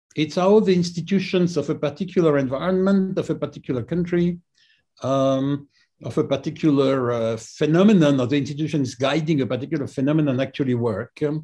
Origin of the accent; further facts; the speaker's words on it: just outside Paris, Île-de-France, France; I grew up just outside Paris